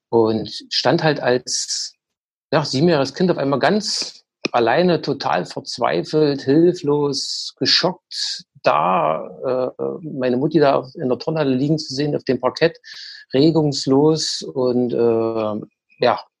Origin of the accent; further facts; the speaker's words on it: East Germany, Germany; Also ich bin ja auch in der DDR groß geworden.